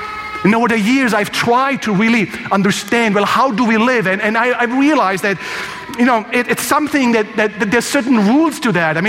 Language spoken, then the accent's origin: English; Croatia; I'm from Croatia